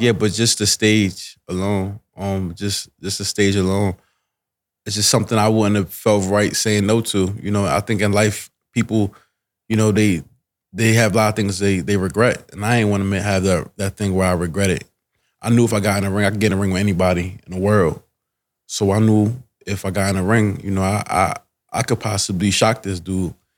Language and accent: English; New Jersey, United States; now in Delaware, United States; I'm from Jersey